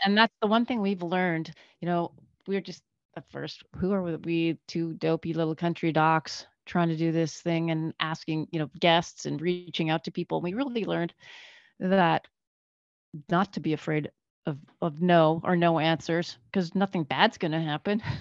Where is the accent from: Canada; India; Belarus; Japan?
Canada; Northern Canada; moved away as an adult; now in United States; we grew up in Canada. I grew up in Northern Canada.